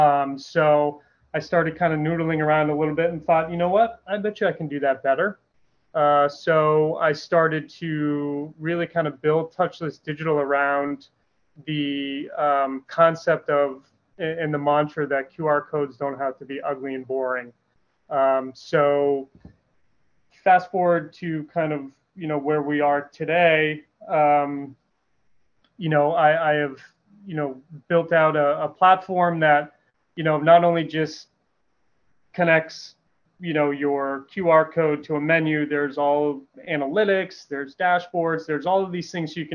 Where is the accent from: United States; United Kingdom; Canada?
United States; New Hampshire; moved away as an adult; also born or lived in Sarasota, Florida / Tampa, Florida; now in Florida, United States; I am originally from New England, born and raised in New Hampshire